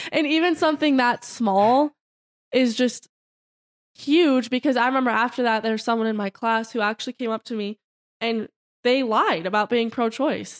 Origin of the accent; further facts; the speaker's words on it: Broomfield, Colorado, United States; now in Boulder, United States; we're from Broomfield